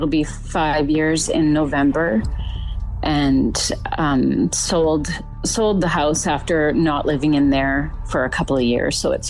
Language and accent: English; British Columbia, Canada; born and raised in British Columbia. So now we're living out about an hour away from Vancouver on the ocean.